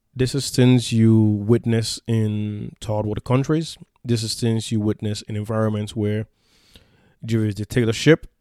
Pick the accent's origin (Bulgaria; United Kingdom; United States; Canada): United States; the South; when I was a young teenager growing up in the South